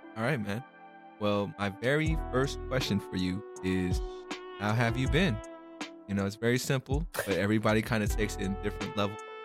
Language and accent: English; California, United States; also born or lived in Philippines; I was born in the Philippines, but I came out here in California when I was like four